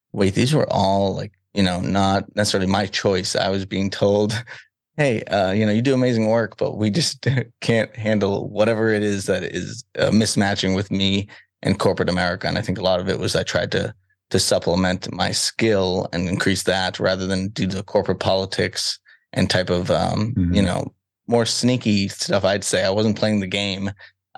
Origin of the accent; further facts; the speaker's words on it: Salem, Massachusetts, United States; I grew up in Salem, Massachusetts, so the Witch City